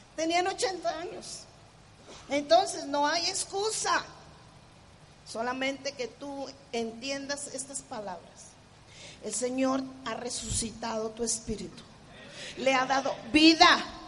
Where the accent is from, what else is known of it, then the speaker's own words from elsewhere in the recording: Mexico; como los mexicanos decimos